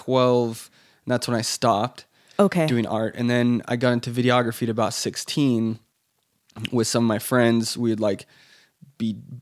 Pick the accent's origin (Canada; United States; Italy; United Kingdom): Italy; Florence, Tuscany; born there; I kept going back to the idea that I was born in Italy. You know, I was born in Florence. I had this identity.